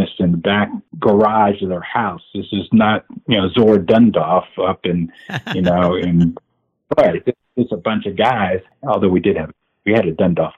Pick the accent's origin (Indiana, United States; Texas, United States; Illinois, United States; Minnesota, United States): Indiana, United States; also born or lived in Arizona; now in California, United States; grew up in Indiana